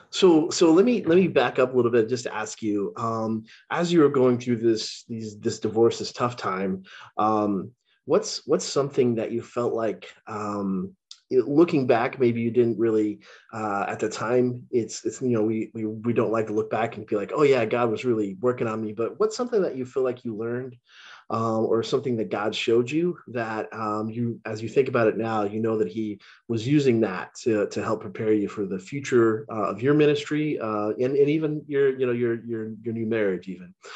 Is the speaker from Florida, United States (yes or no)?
no; Texas, United States; moved away; also born or lived in Illinois; I grew up in Texas